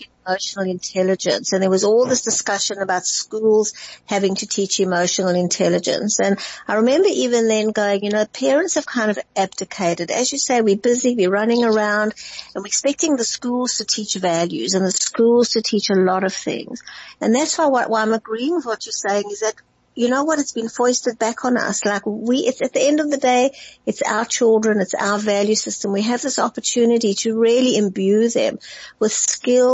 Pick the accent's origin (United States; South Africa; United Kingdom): South Africa; Johannesburg, Gauteng; moved away; when I grew up in Johannesburg, the northern suburbs